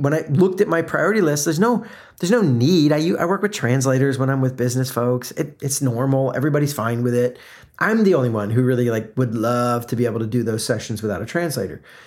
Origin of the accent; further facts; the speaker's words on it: South Florida, United States; moved away; also born or lived in Atlanta, Georgia; I grew up in South Florida, the first part of growing up, before moving to Atlanta